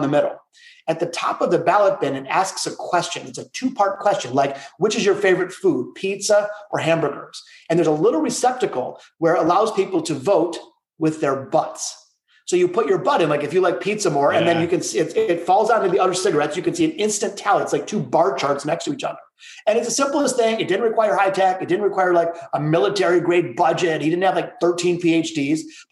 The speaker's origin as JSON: {"language": "English", "town": "Detroit", "region": "Michigan", "country": "United States", "tie": "born or raised there", "said": "my hometown of Detroit"}